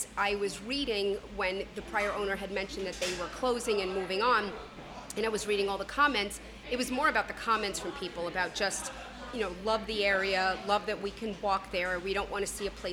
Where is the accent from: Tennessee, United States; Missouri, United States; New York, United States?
New York, United States; Cortlandt Manor; we are from Cortland Manor.